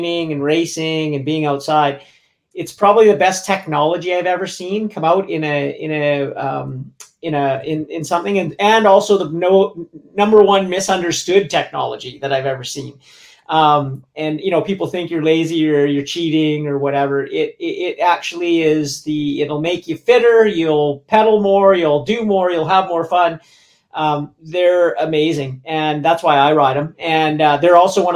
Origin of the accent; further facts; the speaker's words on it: Vancouver, British Columbia, Canada; also born or lived in Squamish / Whistler; where I grew up in Vancouver and Squamish